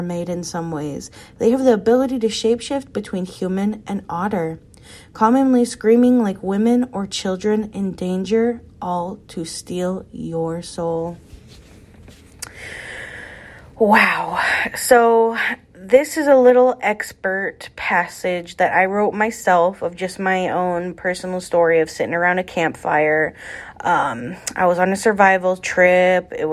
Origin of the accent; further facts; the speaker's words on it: Alaska, United States; my home state of Alaska